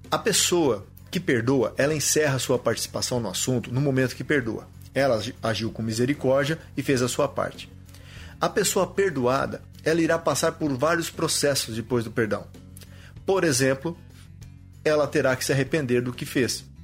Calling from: Campos de Júlio, Mato Grosso, Brazil; Aqui quem fala é o … eu sou de Campos de Julho, Mato Grosso.

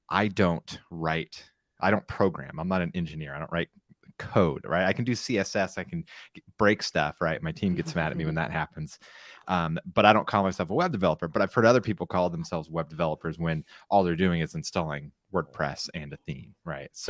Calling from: San Clemente, California, United States; I'm broadcasting from San Clemente, California

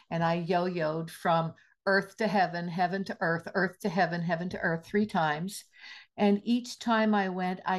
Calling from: Penticton, British Columbia, Canada; I am very blessed to be zooming in from the unceded territory of the Syilx and Okanagan peoples in beautiful Penticton, British Columbia.

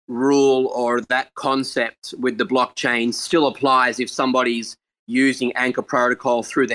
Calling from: Australia; I'm calling from Australia.

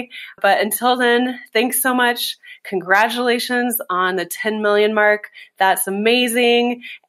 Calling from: Kenya; also born or lived in East Timor; I'm recording this from Kenya. I was originally in East Timor when I began listening to Coaching for Leaders.

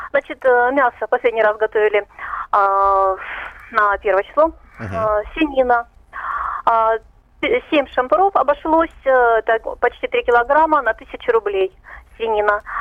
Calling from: Rostov-on-Don, Rostov Oblast, Russia; я из Ростова-на-Дону.

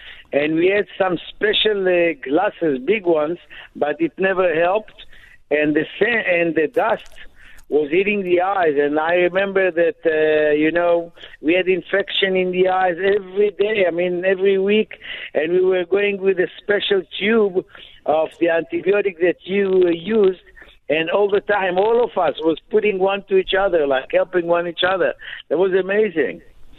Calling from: Israel; calling from Israel, the guide.

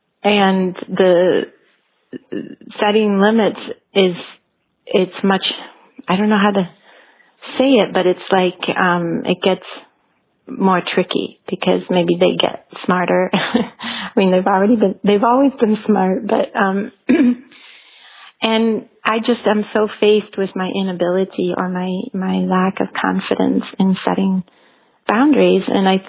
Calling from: Switzerland; I'm calling from Switzerland.

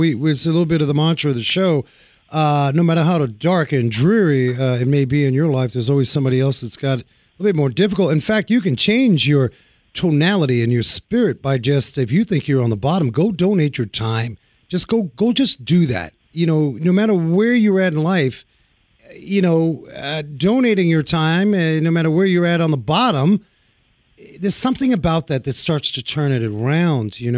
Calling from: New Jersey, United States; I'm I'm calling you from Jersey.

